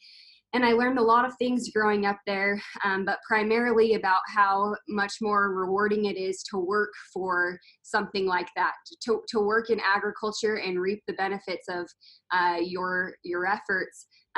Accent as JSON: {"language": "English", "town": "Thatcher", "region": "Idaho", "country": "United States", "tie": "born or raised there", "also_born_or_lived": "McKinnon, Wyoming / Hooper, Utah", "moved": "yes", "said": "I grew up in Thatcher, Idaho, which is north of Preston. My family had a large farm and ranch there."}